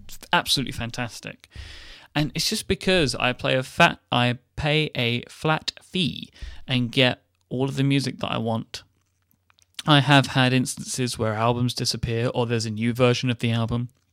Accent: United Kingdom

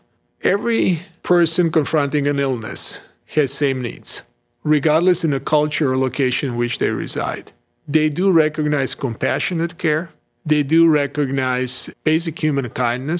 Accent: Croatia; moved away as an adult; also born or lived in Switzerland; now in United States; born and raised in Croatia, trained in Switzerland, United States, and actually now, obviously, living and working in the United States

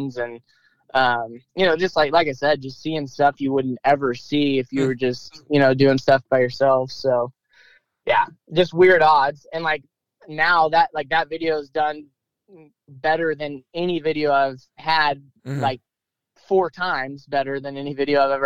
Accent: Northeast Missouri, United States; I still live here. I go to college where I grew up. So, I've been born and raised in Northeast Missouri.

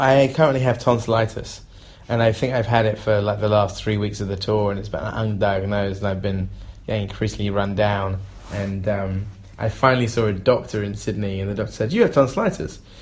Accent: England, United Kingdom; I'm an English person

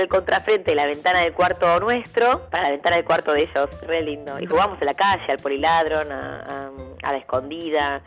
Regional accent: Buenos Aires, Argentina; me crié más que nada en Parque Patricio

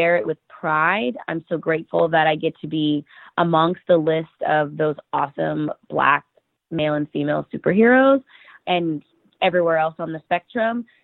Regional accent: United States; born or raised there

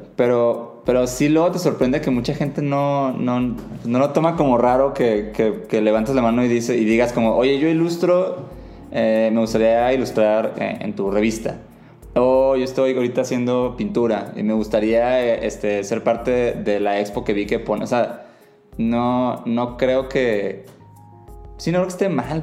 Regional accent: Mazatlán, Sinaloa, Mexico; moved away; yo personalmente vengo de una ciudad chica, Mazatlán, Sinaloa

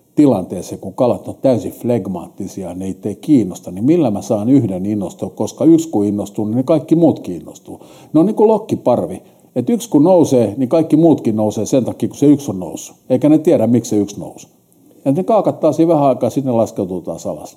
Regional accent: Helsinki, Uusimaa, Finland; mä oon stadin kundi, mä oon syntynyt 59 sinne vanhalle kättärille ja sitten mut kärrättiin sieltä Hertsikaan

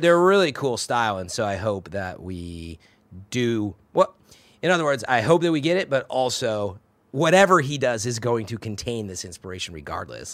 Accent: Chicago, Illinois, United States; now in San Francisco, United States; I'm from the Chicago area

